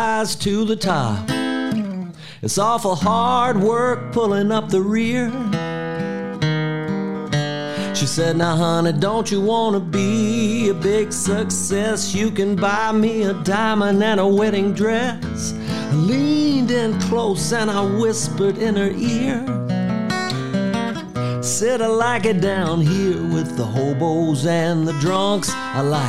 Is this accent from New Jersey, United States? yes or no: no; Mobile, Alabama, United States; moved away; I'm from Mobile, and Mobile, Alabama is a port city